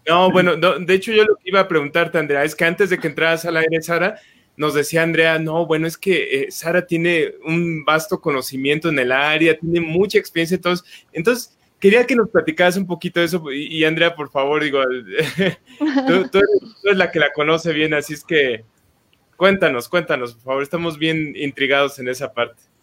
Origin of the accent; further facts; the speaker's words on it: Mexico; como mexicanos